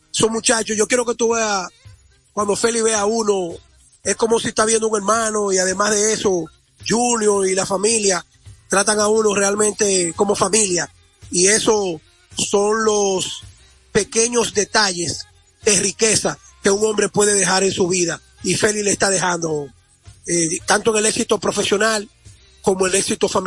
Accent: Dominican Republic; el orgullo que debemos sentir como dominicanos

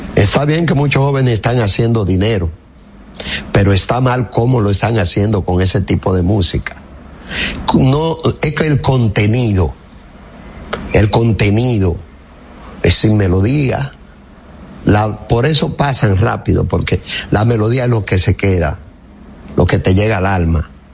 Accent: Higüey, La Altagracia, Dominican Republic; moved away; Yo voy mucho a Higüey. En mi pueblo y es mi pueblo que adoro

